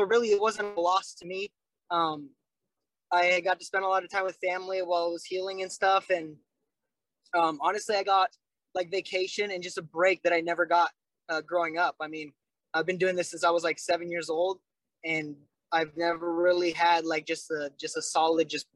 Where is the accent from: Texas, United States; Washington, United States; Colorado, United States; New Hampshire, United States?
Washington, United States; Vancouver; I'm from Vancouver, they're like, oh, Canada, right? And I'm like, no, I'm not